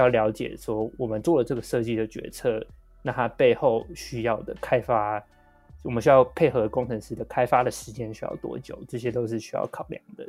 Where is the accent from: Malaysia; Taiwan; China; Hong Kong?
Taiwan; 我们台湾人